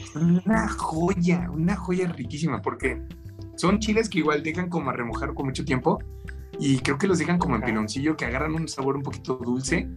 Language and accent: Spanish; Mexico; nosotros los mexicanos